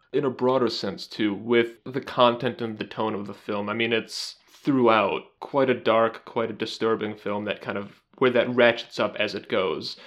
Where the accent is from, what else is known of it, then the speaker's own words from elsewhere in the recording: United States; as an American